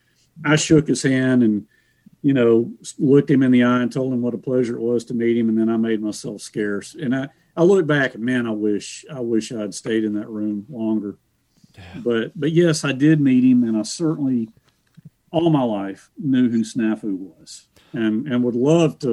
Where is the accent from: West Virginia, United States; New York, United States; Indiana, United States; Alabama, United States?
Alabama, United States; Montevallo; I grew up in Montevallo